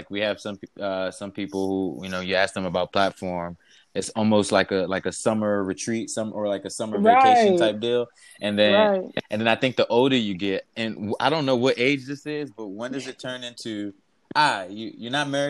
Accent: Nigeria; now in United States; Being Nigerian, you know, also kind of being engulfed in American culture.

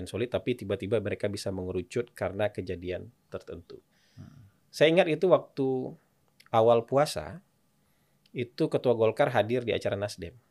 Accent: Aceh, Indonesia; Kampung saya Aceh

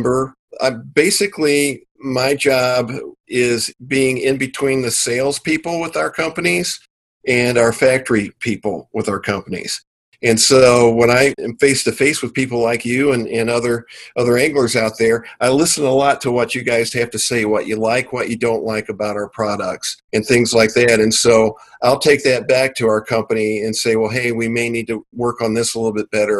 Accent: St. Louis, Missouri, United States; also born or lived in Kentucky; I grew up fishing in Kentucky, mostly with my grandpa. And then as I got older, living in the Missouri and St. Louis area

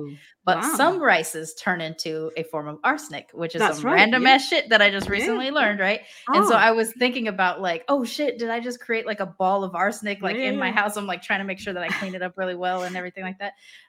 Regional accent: India; You're like, well, I'm Indian though.

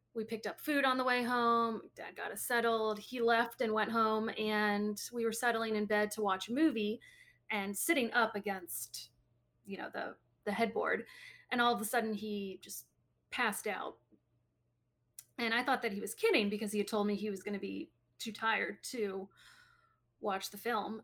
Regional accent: Maryland, United States; also born or lived in Green Bay, Wisconsin / Chicago suburbs, Illinois; I was born in Green Bay, Wisconsin, and then we lived in, um, the suburbs of Chicago, and then when I was seven, six or seven, we moved to Maryland

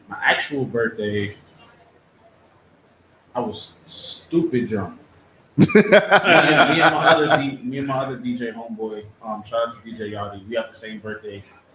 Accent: New York City, New York, United States; I am a Brooklyn nigga

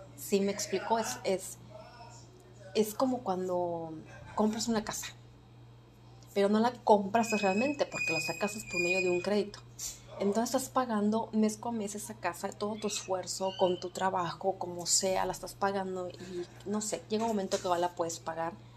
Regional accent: Mexico; nos afecta a todos como mexicanos

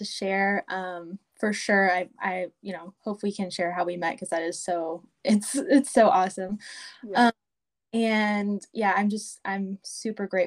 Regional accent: Oklahoma, United States; moved away as an adult; now in Las Vegas, United States; we're originally from Oklahoma, and we moved out here to Las Vegas for Steven's first duty station

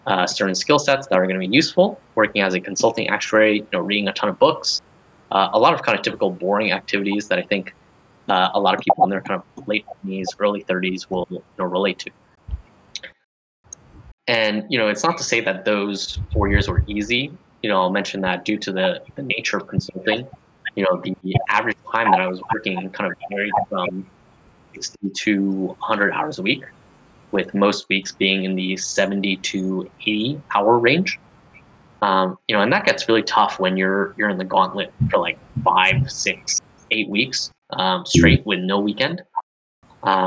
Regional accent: Denver, Colorado, United States; moved away; also born or lived in Berkeley, California; I went back to Denver, you know, had another great internship. You know, again, I'm mostly from there

